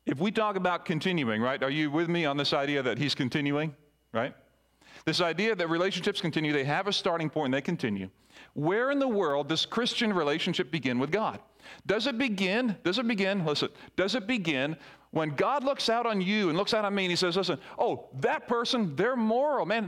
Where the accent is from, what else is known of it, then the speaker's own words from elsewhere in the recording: Barbados; moved away; I grew up in the Caribbean in Barbados